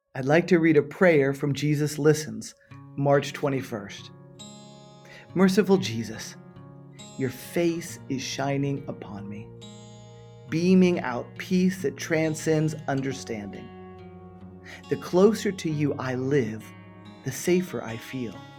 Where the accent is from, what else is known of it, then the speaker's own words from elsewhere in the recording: Miami, Florida, United States; moved away as an adult; also born or lived in San Francisco / Western Europe; now in Florida, United States; Born and raised in Miami, Florida